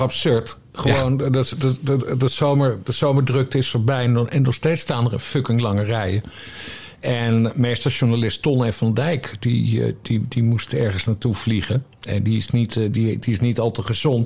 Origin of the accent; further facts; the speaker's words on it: Drachten, Friesland, Netherlands; ik ben opgegroeid in Drachten, Friesland.